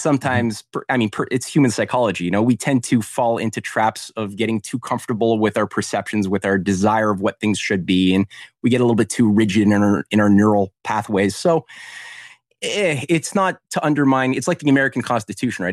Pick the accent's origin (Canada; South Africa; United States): Canada; I was in Canada, um, as a Canadian activist